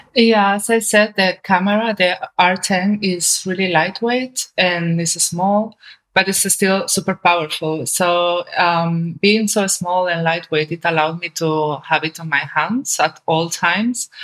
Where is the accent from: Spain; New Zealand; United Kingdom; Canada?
Spain; my home country, especially in Seville